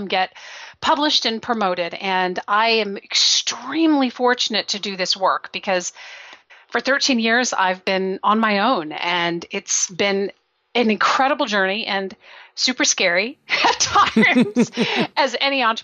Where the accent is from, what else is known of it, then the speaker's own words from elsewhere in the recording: Belgium; moved away; I grew up in Belgium. I was there for 10 years